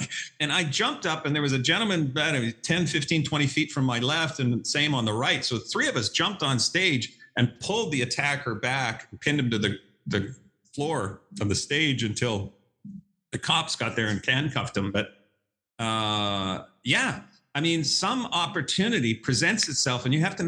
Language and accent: English; Canada; now in Dallas, United States; I'm a Canadian who met a Texas gal. I live in Dallas